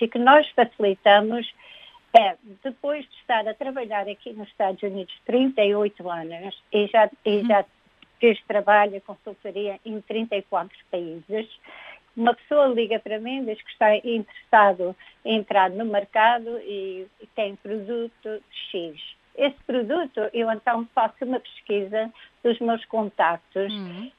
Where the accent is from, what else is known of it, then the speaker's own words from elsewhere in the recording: Portugal; now in United States; como portugueses